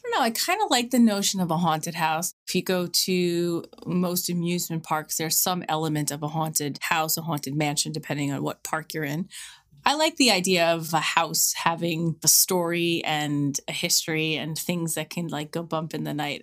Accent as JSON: {"language": "English", "town": "New York City", "region": "New York", "country": "United States", "tie": "born or raised there", "moved": "yes", "lives_now": "Levittown, United States", "said": "I grew up in Queens"}